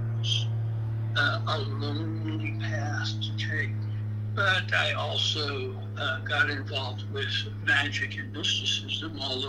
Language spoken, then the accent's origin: English; Augusta, Georgia, United States; accent: swamp-related Augusta accent; I'm originally from Augusta, Georgia, or Augusta, Georgia, because there's a swamp-related accent there that I had to outgrow